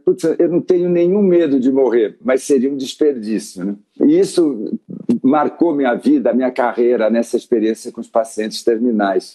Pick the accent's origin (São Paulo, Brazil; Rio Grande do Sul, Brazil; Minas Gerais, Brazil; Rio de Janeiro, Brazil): São Paulo, Brazil; Santos; moved away; Eu sou de Santos, vivi em São Paulo